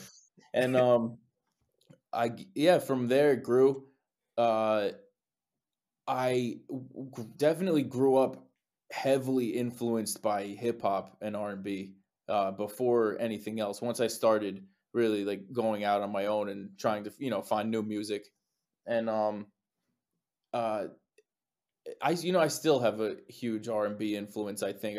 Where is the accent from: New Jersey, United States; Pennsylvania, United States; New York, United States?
New Jersey, United States; Saddle Brook; there was a little shop in my hometown, Saddlebrook, New Jersey.